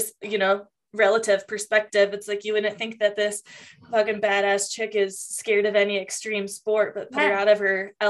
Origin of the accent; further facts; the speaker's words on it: Tacoma, Washington, United States; also born or lived in Lake Tahoe; now in Reno, United States; growing up in Tacoma and having the outdoors, like right there